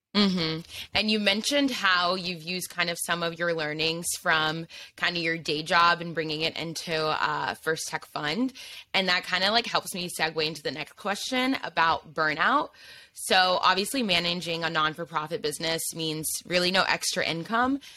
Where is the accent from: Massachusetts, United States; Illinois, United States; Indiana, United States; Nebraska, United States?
Indiana, United States; now in New York City, United States; I grew up in Indiana